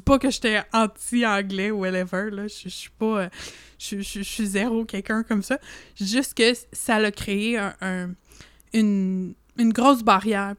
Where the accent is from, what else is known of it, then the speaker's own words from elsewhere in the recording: Canada; accent: franco-canadien; also born or lived in Montreal; je suis très fière de mon accent franco-canadien